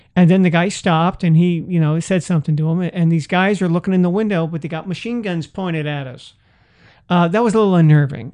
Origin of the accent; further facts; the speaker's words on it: San Francisco, California, United States; I grew up in a big city. I grew up in San Francisco